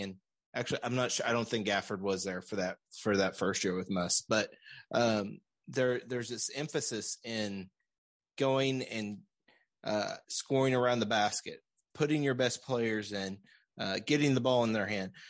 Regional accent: Central Arkansas, United States; now in Springdale, United States; we're from Central Arkansas

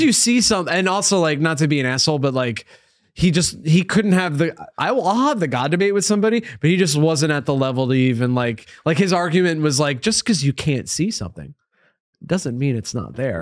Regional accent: Upstate New York, United States; now in New York City, United States; Upstate New York, so, like, two hours from here.

